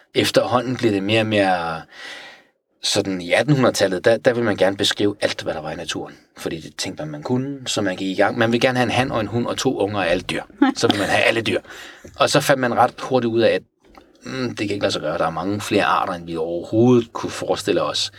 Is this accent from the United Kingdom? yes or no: no; Tehran, Tehran Province, Iran; now in Denmark; jeg er vokset op i Teheran